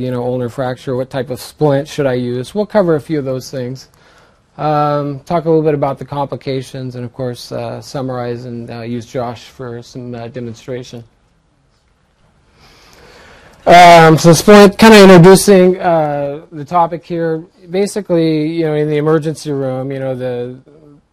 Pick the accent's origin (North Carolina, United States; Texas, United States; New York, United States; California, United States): California, United States; Central Valley; I grew up in the Central Valley area